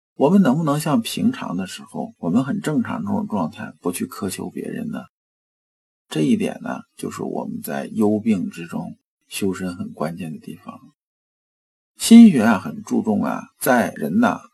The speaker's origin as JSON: {"language": "Chinese", "country": "China", "said": "我们中国人"}